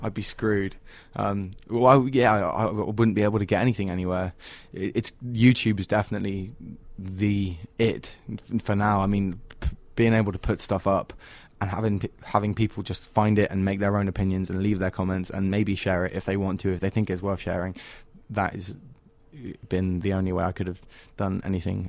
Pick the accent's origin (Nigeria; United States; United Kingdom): United Kingdom; England; born or raised there